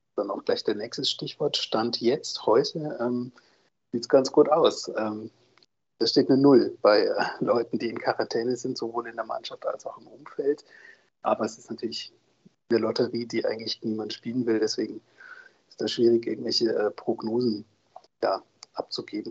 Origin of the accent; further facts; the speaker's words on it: Soest, North Rhine-Westphalia, Germany; ich bin ja ein gebürtiger Soester